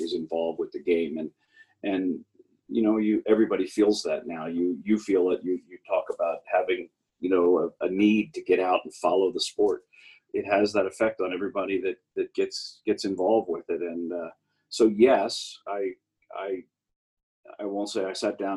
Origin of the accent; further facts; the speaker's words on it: Baltimore, Maryland, United States; moved away; my hometown in Baltimore